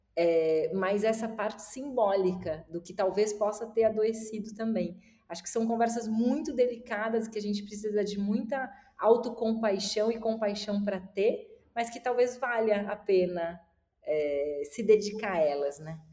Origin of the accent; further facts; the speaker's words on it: Florianópolis, Santa Catarina, Brazil; moved away as an adult; Eu cresci dos 8 aos 18 anos, eu morei em Florianópolis